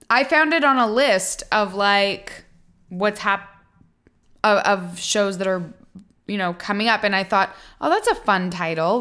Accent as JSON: {"language": "English", "country": "Canada", "moved": "yes", "lives_now": "United States", "said": "an expat of Canada"}